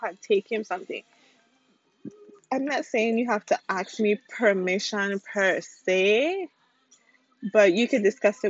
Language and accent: English; St. Croix, U.S. Virgin Islands; moved away; I am from the Virgin Islands. I'm from St. Croix.